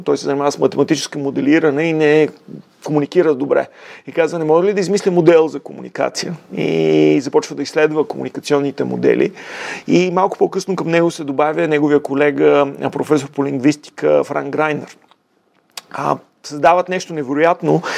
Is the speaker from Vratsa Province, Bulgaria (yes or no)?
no; Sofia, Sofia City, Bulgaria; роден съм в София, в а, а, крайния квартал